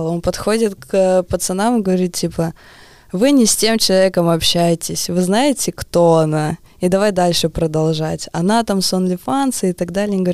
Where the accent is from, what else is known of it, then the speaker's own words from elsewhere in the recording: Narva, Ida-Viru County, Estonia; now in Tallinn, Estonia; Не, я из Нарвы. Из Нарвы. Но я уже лет 15 живу в Таллине.